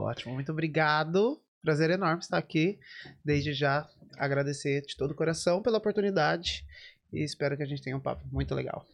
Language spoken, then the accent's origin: Portuguese; Americana, São Paulo, Brazil; moved away as an adult; now in Dublin, Ireland; eu nasci lá e fiquei lá até 2014